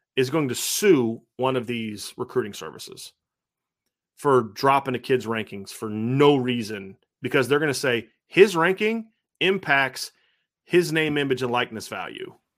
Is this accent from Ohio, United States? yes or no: yes; Lima, Ohio, United States; growing up in Lima